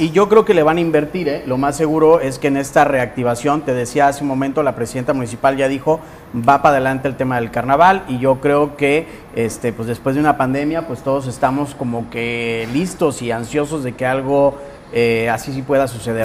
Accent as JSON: {"language": "Spanish", "town": "Guadalajara", "region": "Jalisco", "country": "Mexico", "moved": "yes", "lives_now": "Colima, Mexico", "said": "yo soy de Guadalajara y en Jalisco"}